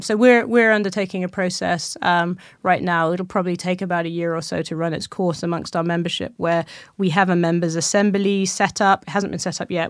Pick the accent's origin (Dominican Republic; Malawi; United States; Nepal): Malawi; I was born in Malawi, that's where my mother's from